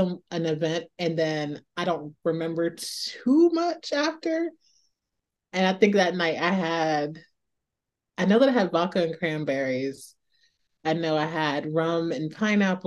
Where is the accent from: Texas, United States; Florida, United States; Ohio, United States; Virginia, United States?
Ohio, United States; I'm from Ohio and my dad has a moonshine connect